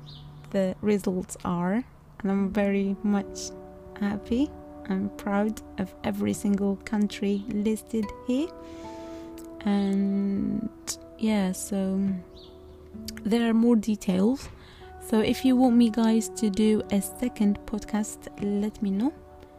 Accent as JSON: {"language": "English", "country": "Algeria", "said": "someone asks us, where do you come from? And we said, Algerians, like, oh, Nigeria. No, Algeria."}